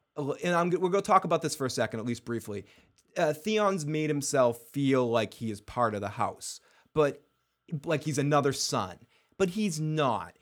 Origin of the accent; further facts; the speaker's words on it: Massachusetts, United States; I am a bastard from Massachusetts